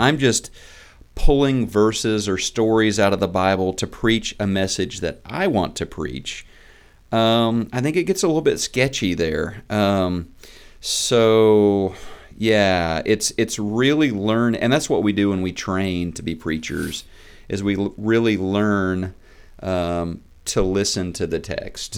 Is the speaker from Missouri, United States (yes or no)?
yes; Neosho, Missouri, United States; moved away as an adult; also born or lived in Oklahoma; I grew up in Neosho, Missouri. I'm a child of the Ozarks.